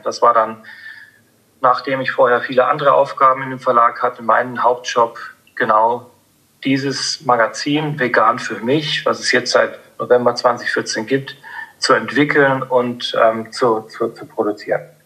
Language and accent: German; Upper Franconia, Bavaria, Germany; ich bin in, in, in, in Oberfranken aufgewachsen